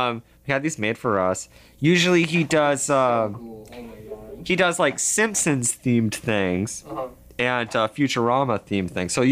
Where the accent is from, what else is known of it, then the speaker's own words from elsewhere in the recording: Horseheads, New York, United States; I grew up in upstate New York, and it's very woodsy, and I grew up in a small town called Horsehead, and I lived there.